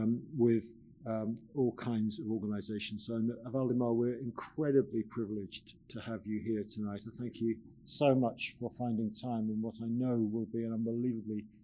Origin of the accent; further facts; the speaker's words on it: South Devon, South West England, United Kingdom; moved away; When I was brought up in South Devon